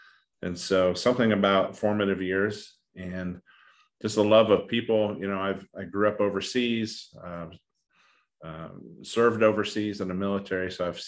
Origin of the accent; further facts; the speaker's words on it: Idaho, United States; also born or lived in Asia; I'm an Irishman. I grew up in Asia and then in the middle of nowhere, wilderness, North Idaho.